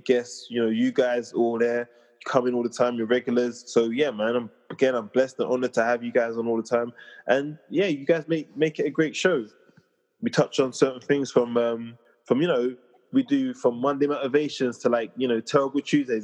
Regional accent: London, United Kingdom; I'm from Southeast London

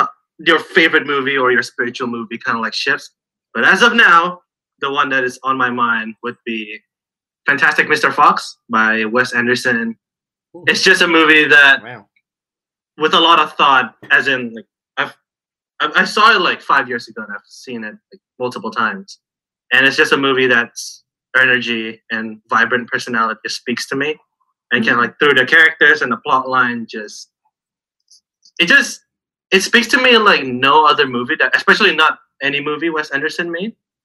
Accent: Jakarta, Indonesia; now in Australia; as Brendan said. I'm from Jakarta, Indonesia, the capital, or soon to not be capital, apparently.

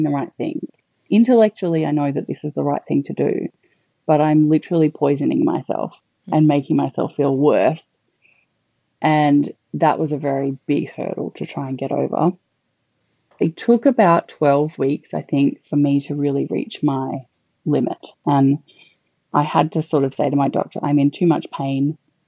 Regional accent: Canberra, Australian Capital Territory, Australia; also born or lived in Melbourne; now in Queensland, Australia; So I'm originally not from Queensland, but I'm originally from Canberra. So I'd lived in Melbourne for about 14 years

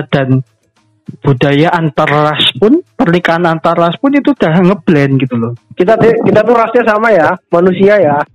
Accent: Central Java, Indonesia; accent: Ngapak; Tapi dia itu tahu loh kalau aku itu orang ngapak gitu loh.

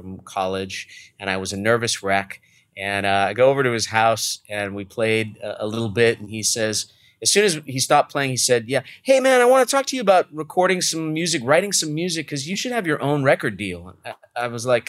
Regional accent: Los Angeles, California, United States; I was born in the San Fernando Valley of Los Angeles, suburban, you know, nice Jewish boy from the valley

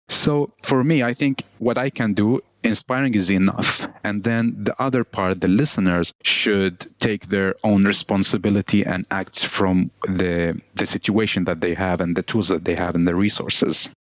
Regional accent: Baghdad, Baghdad Governorate, Iraq; English is a second language; also born or lived in Helsingborg, Sweden; now in Sweden; I was born 1993 in Iraq, Baghdad

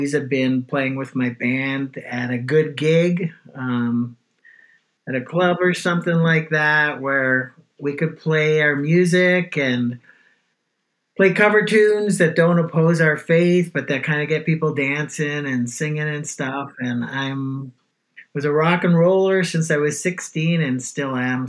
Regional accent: Toronto, Ontario, Canada; I grew up in the west end of Toronto, which is called Weston

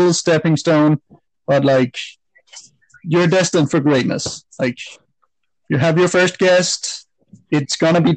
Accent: Denmark; moved away as an adult; now in Canada; I'm originally from Denmark, but I've been living in Canada for the last 12 years

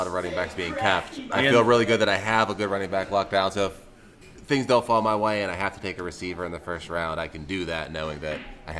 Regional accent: Pittsburgh, Pennsylvania, United States; growing up in Pittsburgh and being wrestling fans when we were kids.

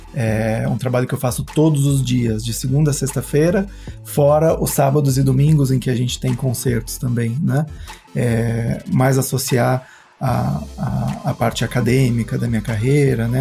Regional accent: Cunha, São Paulo, Brazil; moved away; Como eu passei boa parte da minha infância em Cunha, família toda de lá

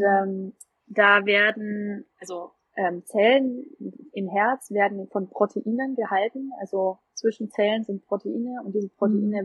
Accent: Nuremberg, Bavaria, Germany; ich komme ja aus Nürnberg

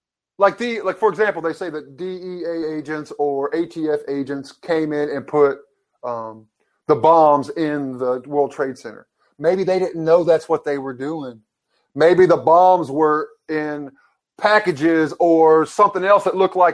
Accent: Kingston, Tennessee, United States; moved away; Kingston, Tennessee, I love my hometown

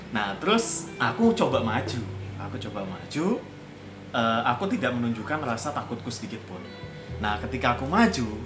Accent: Java, Indonesia; accent: Javanese; lo mas matamu di mana dengan logat jawaku aku.

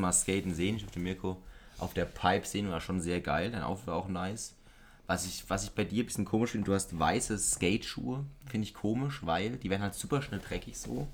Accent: Germany; da bin ich auch Deutscher

